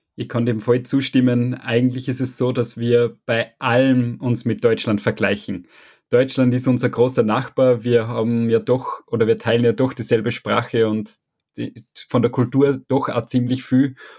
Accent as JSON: {"language": "German", "region": "Salzburg", "country": "Austria", "accent": "Salzburg-Upper Austrian dialect", "moved": "yes", "lives_now": "Vienna, Austria", "said": "aber ich bin aus Salzburg, das heißt, ich habe einen Salzburg-oberösterreichischen Dialekt"}